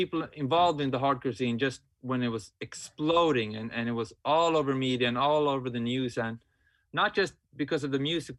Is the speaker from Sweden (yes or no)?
yes; Umeå, Västerbotten County, Sweden; moved away as an adult; now in Stockholm, Sweden; I was born up in Umeå, in the north of Sweden, Scandinavia, 1986. And I grew up with the Umeå hardcore scene during the 90s and 2000s.